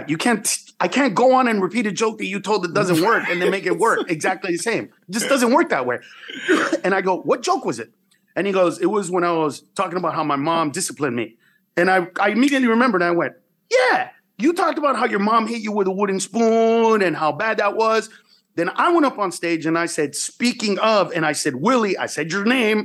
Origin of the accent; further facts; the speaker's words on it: San Pedro Sula, Cortés, Honduras; I was born in San Pedro Sula, Honduras.